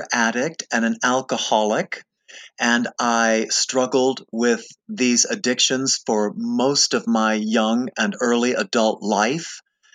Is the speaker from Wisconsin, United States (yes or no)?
no; West Palm Beach, Florida, United States; moved away as an adult; also born or lived in New York City / Berkeley, California; I'm from West Palm Beach. I went to high school there.